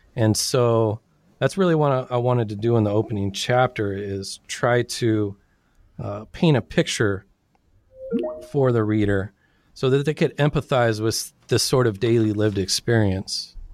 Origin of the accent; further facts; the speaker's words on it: Sacramento, California, United States; also born or lived in San Diego; I was born and raised in Sacramento, California